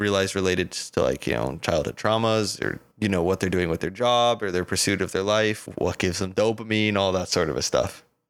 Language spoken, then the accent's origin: English; Colorado, United States